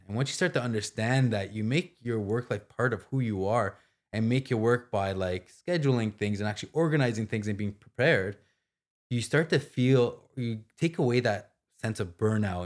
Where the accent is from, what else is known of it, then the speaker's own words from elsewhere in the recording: Ottawa, Ontario, Canada; also born or lived in Toronto / Scotland; Ottawa, my hometown, all my friends and family.